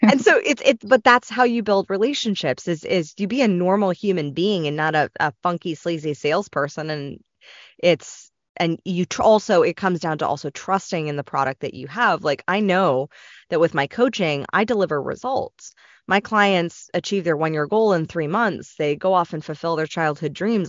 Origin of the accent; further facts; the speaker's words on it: Los Angeles, California, United States; growing up in Los Angeles